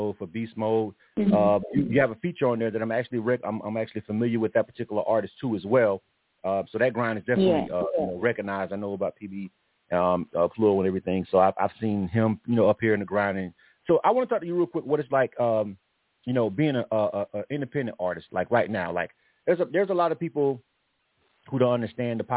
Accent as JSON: {"language": "English", "region": "Florida", "country": "United States", "tie": "born or raised there", "moved": "yes", "lives_now": "Atlanta, United States", "said": "I'm born and raised in Florida myself. I've been in Atlanta for a long time, but Florida's home for me."}